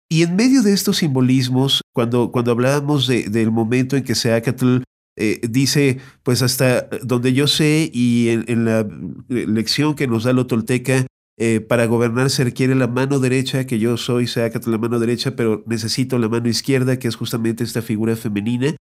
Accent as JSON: {"language": "Spanish", "country": "Mexico", "said": "como mexicanos"}